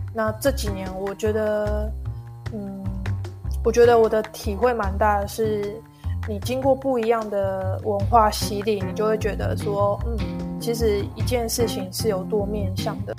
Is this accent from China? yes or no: no; Taiwan; moved away; 跟我们台湾人有点就是不太一样的地方